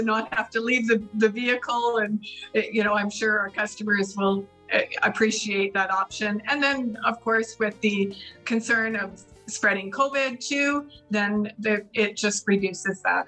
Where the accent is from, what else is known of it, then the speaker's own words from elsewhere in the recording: Burns Lake, British Columbia, Canada; Kim and I both grew up in Burns Lake